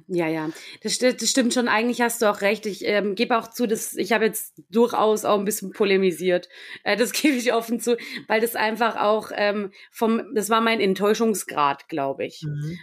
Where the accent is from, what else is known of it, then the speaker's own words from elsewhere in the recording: Lower Bavaria, Germany; ich komme ursprünglich aus Niederbayern, wirklich dort aus der Stadt, aus der ich komme